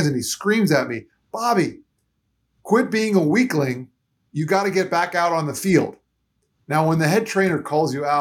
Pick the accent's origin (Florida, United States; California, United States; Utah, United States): Florida, United States; also born or lived in New York; moved to Florida when I was only three. And so I really feel like I'm a Floridian at heart, even though I was born in New York